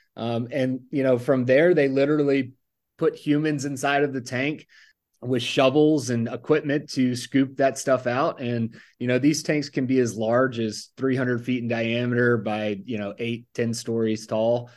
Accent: Mobile, Alabama, United States; moved away as an adult; also born or lived in Tuscaloosa, Alabama; now in Texas, United States; I grew up in Mobile, Alabama area, uh, Baldwin County

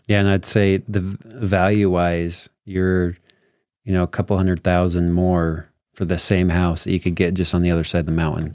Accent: Morgan, Utah, United States; now in Eden, United States; I grew up in Morgan too. I now live in Eden.

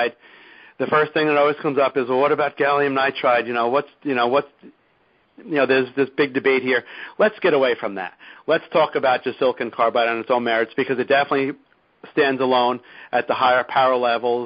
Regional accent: New Jersey, United States; my home state of New Jersey

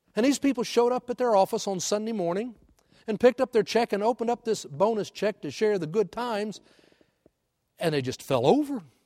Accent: Houston, Texas, United States; moved away; I grew up in Houston

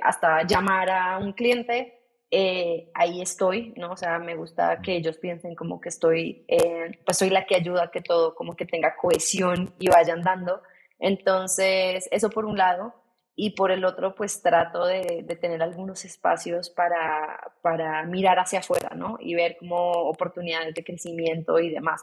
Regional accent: Bogotá, Colombia; soy colombiana, soy de Bogotá

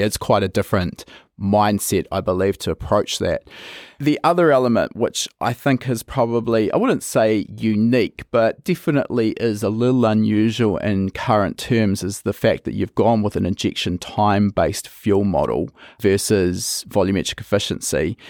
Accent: New Zealand; I come from New Zealand

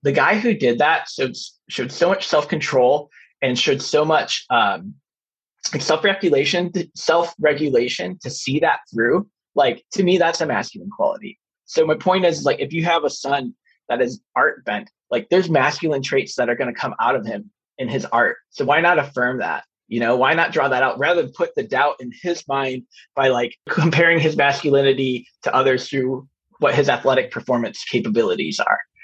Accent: Chicago, Illinois, United States; I grew up in Chicagoland during the Jordan era

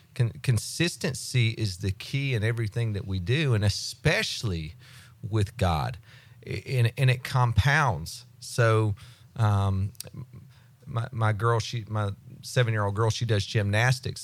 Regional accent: United States; I grew up in Walton County, so I, I know people.

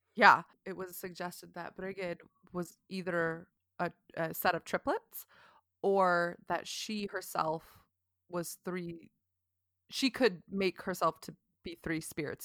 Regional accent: United States; I'm American

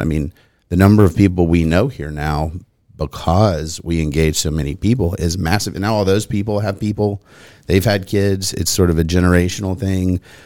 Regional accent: Nolensville, Tennessee, United States; I grew up here as well.

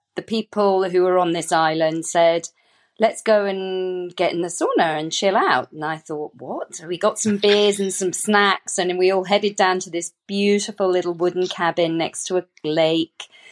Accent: United Kingdom; I'm British. I did not grow up with the sauna

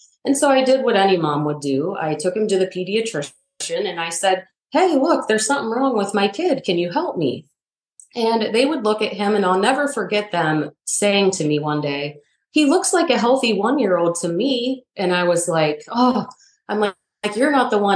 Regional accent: Northeast Ohio, United States; moved away as an adult; also born or lived in Raleigh, North Carolina; I grew up in Northeast Ohio.

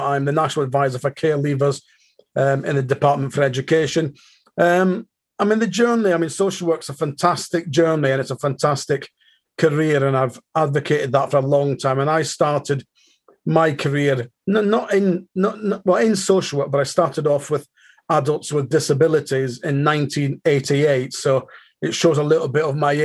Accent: Aberdeen, Scotland, United Kingdom; now in Manchester, United Kingdom; I live in Manchester, but I'm born and bred in Aberdeen

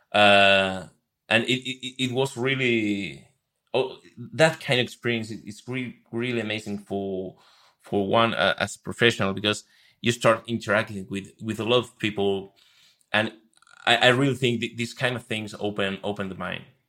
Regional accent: Buenos Aires, Argentina; moved away as an adult; now in Madrid, Spain; moved to Madrid three years ago. Uh, I, I, I'm from Buenos Aires, Argentina

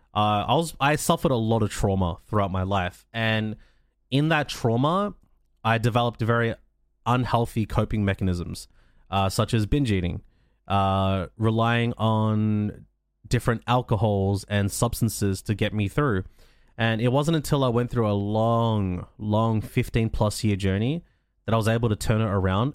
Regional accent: Australia; I'm from Australia. I'm I live in a country where mental health care is available.

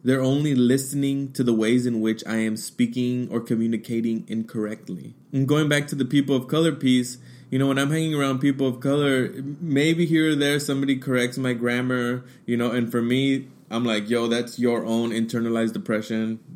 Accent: United States; first language Spanish; English is a second language; I was born here in the United States. English is my second language

